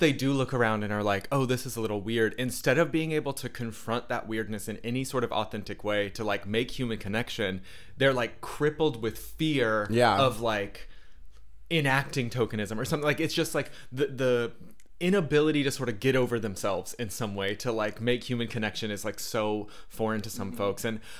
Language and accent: English; the South, United States; you know, we're from the South. We moved.